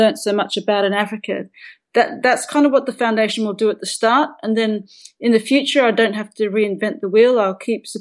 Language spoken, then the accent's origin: English; Perth, Western Australia, Australia; my home where I grew up in Perth